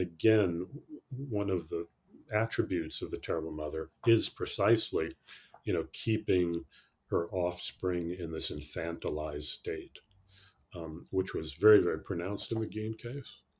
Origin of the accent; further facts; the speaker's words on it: New York City, New York, United States; I grew up in New York City, actually, in the 50s, the 60s